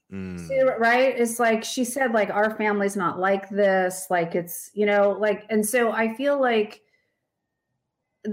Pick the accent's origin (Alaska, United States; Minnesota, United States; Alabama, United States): Alaska, United States; I grew up in Alaska, which is, you know, it is very white